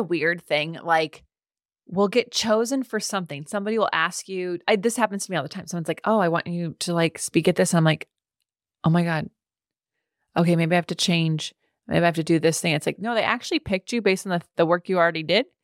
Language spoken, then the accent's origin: English; California, United States; as a Californian